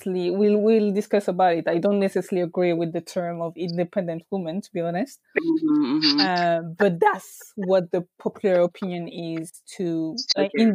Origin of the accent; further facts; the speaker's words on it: France; I'm from France